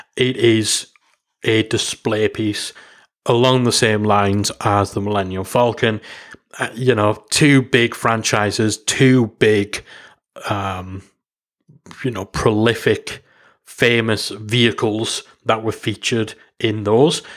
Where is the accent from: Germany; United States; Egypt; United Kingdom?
United Kingdom; Being a Brit